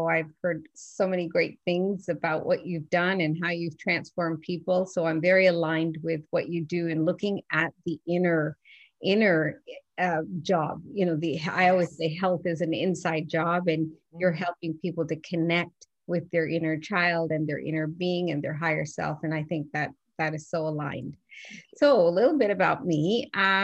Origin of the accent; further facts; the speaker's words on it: Newfoundland and Labrador, Canada; I grew up in Newfoundland, and I just love the way that I was brought up